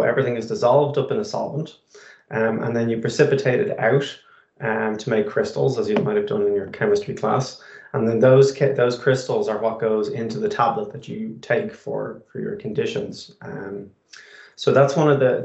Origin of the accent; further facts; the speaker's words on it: Malahide, Leinster, Ireland; I'm from Dublin originally, so I'm from Malahide